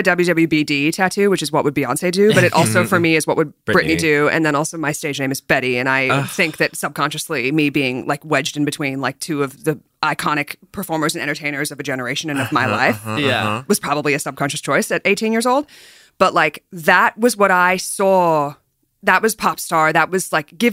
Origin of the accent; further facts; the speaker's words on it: Australia; I grew up in Australia